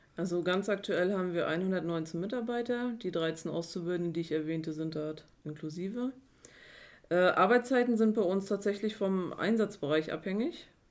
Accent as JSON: {"language": "German", "town": "Güstrow", "region": "Mecklenburg-Vorpommern", "country": "Germany", "said": "ich bin 33 Jahre, komme aus Güstrow"}